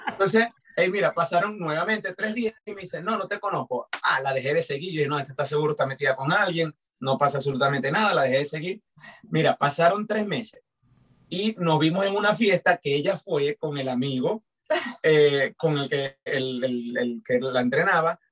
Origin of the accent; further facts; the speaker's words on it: Maracaibo, Zulia, Venezuela; yo soy de Maracaibo